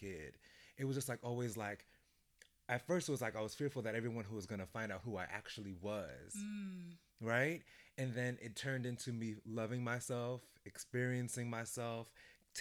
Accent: New York City, New York, United States; I'm from Brooklyn, but my family is Jamaican

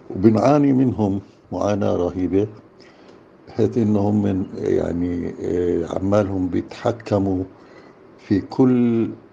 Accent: Jerusalem, Palestine; إحنا كفلسطينيين كأهالي حي الشيخ جراح

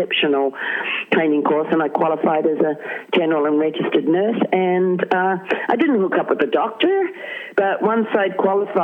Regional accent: Bay of Islands, Northland, New Zealand; I grew up in the Bay of Islands

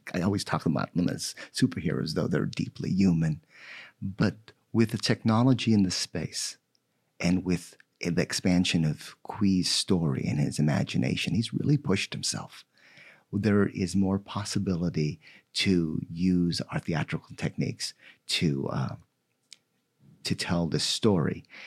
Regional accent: Philippines; now in United States; I was born in the Philippines, and just last month, I celebrated my forty years here in the United States

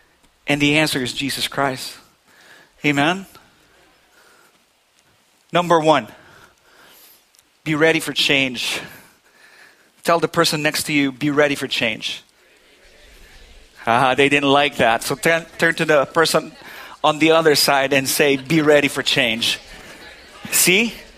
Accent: Philippines; now in New Hampshire, United States; I've never heard the word I'm all set until I came from the Philippines to New Hampshire.

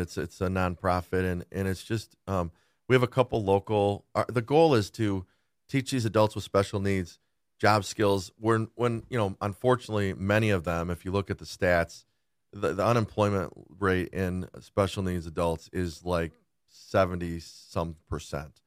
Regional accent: West Bloomfield, Michigan, United States; also born or lived in Rochester Hills; I grew up in West Bloomfield.

